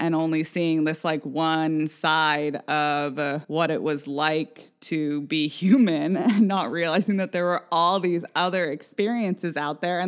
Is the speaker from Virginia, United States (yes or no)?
no; Vashon, Washington, United States; growing up on Vashon, it compounds it because we were a mostly white community